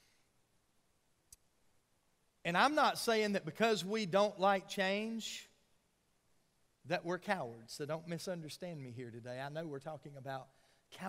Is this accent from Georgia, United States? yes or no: yes; Georgia, United States; when I was a little boy growing up in Georgia